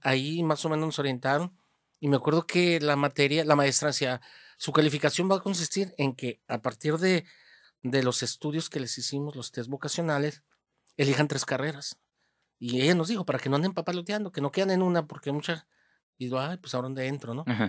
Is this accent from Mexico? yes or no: yes; Hermosillo, Sonora, Mexico; also born or lived in Moctezuma, Sonora; de pequeño, de, unos 6, 7 años, pues mi familia eh, migró para acá, para Hermosillo. Y este, bueno, desde entonces, pues aquí ha sido Hermosillo la casa donde he crecido